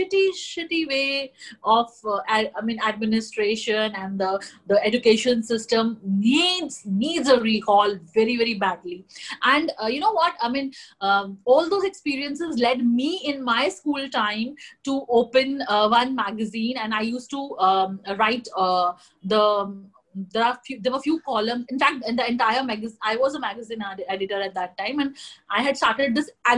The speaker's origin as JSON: {"language": "English", "region": "Jammu and Kashmir", "country": "India", "said": "I come from Jammu and Kashmir, a very, very closed, culturally closed state"}